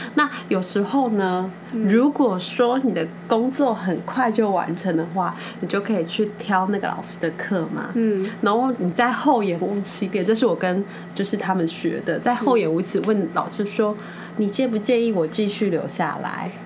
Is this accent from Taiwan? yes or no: yes; Taiwan; 我们台湾人在我 在欧洲这个文化里面，我真的好，我们是认真又负责的一个角色